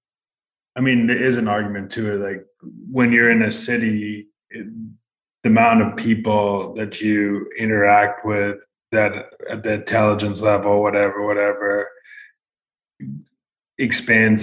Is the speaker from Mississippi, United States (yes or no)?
no; San Diego, California, United States; I'm from San Diego, I grew up there.